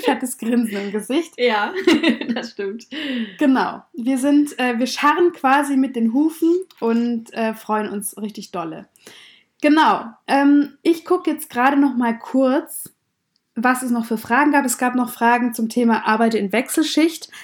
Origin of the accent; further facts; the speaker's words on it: Swabia, Baden-Württemberg, Germany; wir kommen beide aus dem Schwaberländle